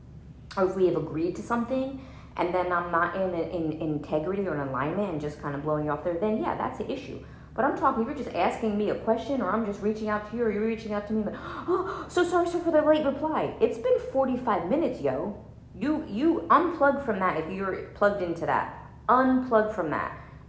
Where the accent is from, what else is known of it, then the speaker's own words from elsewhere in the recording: New Jersey, United States; I'm from New Jersey, so it's like, you know, basically Italy. And like, so there's like, you know, mob stuff was there when I was growing up